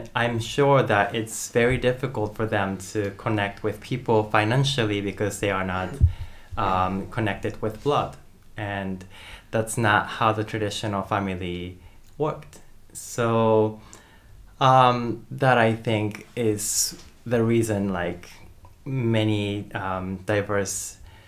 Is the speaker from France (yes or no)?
no; Japan; moved away as an adult; also born or lived in United States; I grew up in Japan, and I lived in Japan until when I was 18.